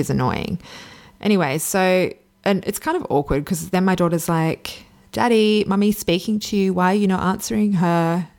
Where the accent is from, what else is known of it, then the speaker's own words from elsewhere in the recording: Sydney, New South Wales, Australia; which I'm originally from Sydney, but I was living in Perth.